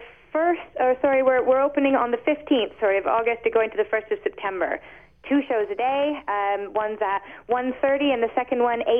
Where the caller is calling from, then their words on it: London, United Kingdom; Yep, that's exactly it. We're calling from London.